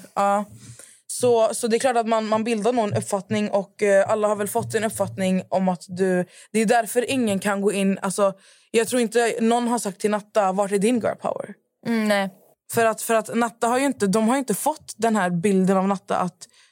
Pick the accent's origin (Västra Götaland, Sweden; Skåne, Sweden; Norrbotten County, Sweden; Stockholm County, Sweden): Västra Götaland, Sweden; Skövde; moved away; jag var hemma i Skövde